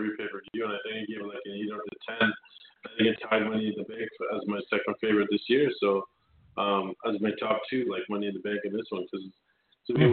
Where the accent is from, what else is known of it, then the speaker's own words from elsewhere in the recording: Canada; I'm a Canadian